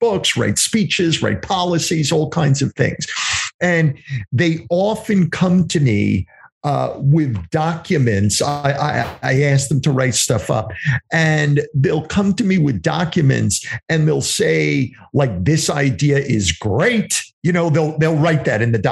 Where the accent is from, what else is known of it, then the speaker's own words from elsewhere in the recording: New York, United States; accent: New York; moved away; also born or lived in New Jersey / Pennsylvania; I have this New York way of saying things, even though I've lived in New Jersey and Pennsylvania for many years, but I come from New York